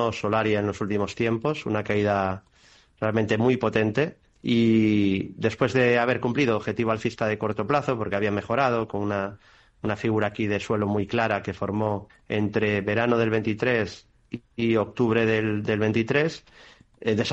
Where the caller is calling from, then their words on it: Seville, Andalusia, Spain; de Sevilla.